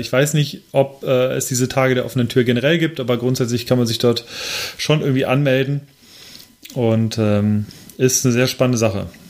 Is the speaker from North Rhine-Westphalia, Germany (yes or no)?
yes; Lemgo, North Rhine-Westphalia, Germany; in meiner Heimatstadt Lemgo